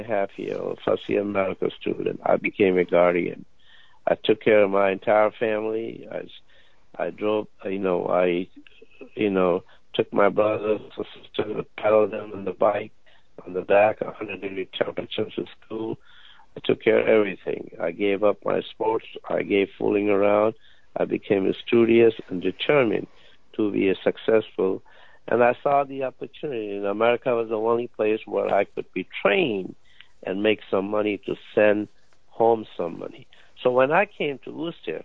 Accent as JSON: {"language": "English", "country": "India", "moved": "as an adult", "lives_now": "United States", "said": "I came all the way from India, 10,000 miles"}